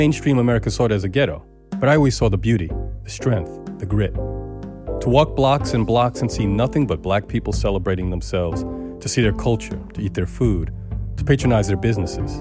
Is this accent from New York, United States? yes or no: yes; New York City, New York, United States; I was born in Central Brooklyn, and I've been working here for 35 years.